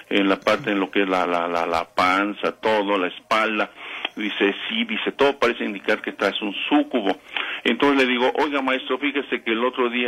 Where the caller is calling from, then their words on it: Ixtapaluca, State of Mexico, Mexico; De Ayotla, Iztapaluca, Estado de México.